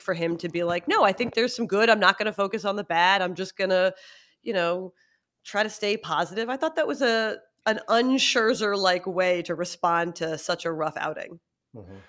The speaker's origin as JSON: {"language": "English", "town": "Philadelphia", "region": "Pennsylvania", "country": "United States", "said": "I'm from Philly"}